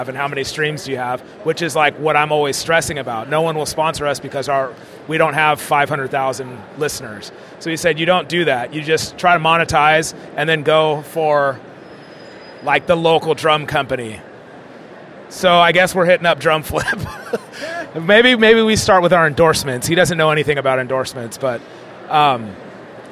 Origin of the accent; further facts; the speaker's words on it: California, United States; we talk naturally because we're from California. Like, dope, fool